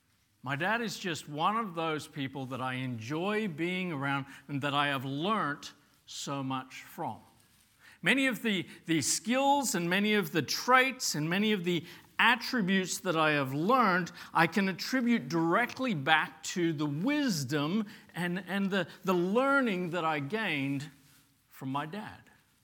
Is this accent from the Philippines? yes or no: no; Papua New Guinea; and we lived in Papua New Guinea. I grew up in Papua New Guinea as a kid, and we lived in a village.